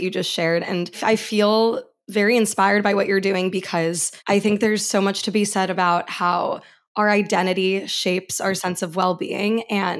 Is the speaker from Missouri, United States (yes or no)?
no; New York City, New York, United States; growing up in New York City. Granted, there is a pretty strong Greek community here